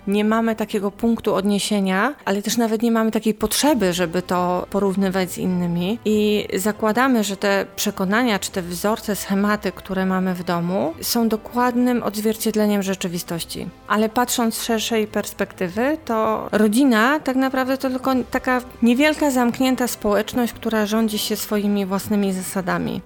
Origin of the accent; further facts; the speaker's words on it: Poland; ja wychowałam się w czasach PRL-u